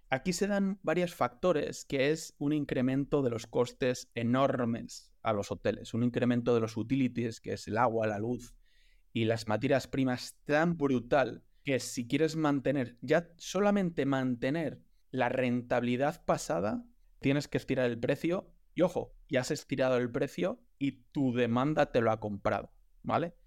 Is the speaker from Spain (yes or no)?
yes; León, Castile and León, Spain; yo soy de León